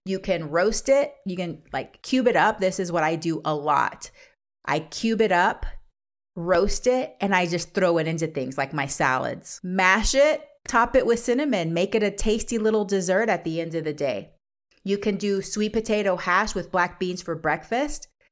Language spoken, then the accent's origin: English; Panama; now in United States; I'm from Central America, Panama.